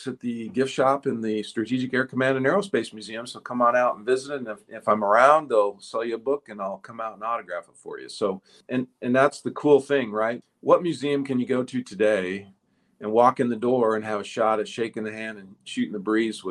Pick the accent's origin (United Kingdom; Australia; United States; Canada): United States; Ashland, Nebraska; moved away as an adult; my hometown